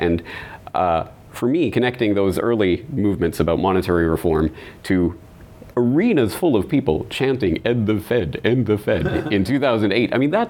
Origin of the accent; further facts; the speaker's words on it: Canada; now in Japan; I'm a Canadian in Japan